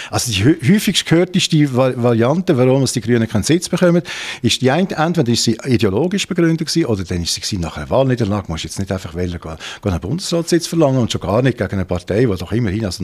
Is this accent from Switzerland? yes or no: yes; Basel, Basel-Stadt, Switzerland; Schweiz, das kann mir ja nicht passieren als Basler und Europäer.